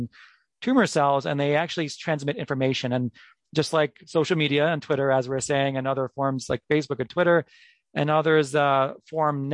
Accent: New York, United States; moved away as an adult; now in Minneapolis, United States; I'm from New York, where I trained at Memorial Sloan Kettering Cancer Center

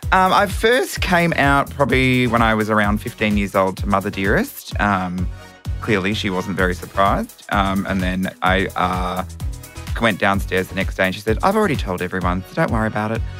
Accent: Melbourne, Victoria, Australia; metropolitan Melbourne, which I was.

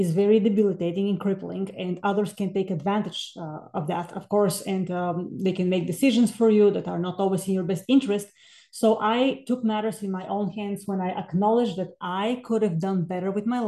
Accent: Bulgaria; moved away as an adult; now in United States; I'm originally from Bulgaria. So I came to the States in 2000 to earn a master's and doctoral in music

